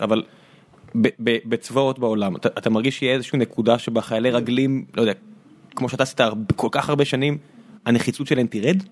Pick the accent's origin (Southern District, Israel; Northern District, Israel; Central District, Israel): Southern District, Israel; Beersheba; אני- אני באר שבעי